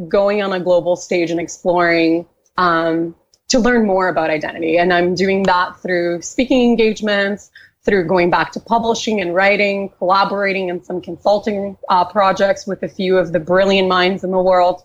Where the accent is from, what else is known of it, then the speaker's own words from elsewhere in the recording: Brazil; moved away as an adult; also born or lived in Canada; I was raised in Brazil. I have spent most of my entrepreneurial career in Canada